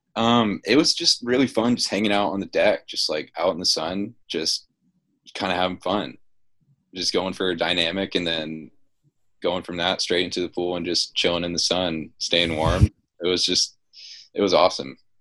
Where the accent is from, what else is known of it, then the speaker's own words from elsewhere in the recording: Dunwoody, Georgia, United States; I'm from Dunwoody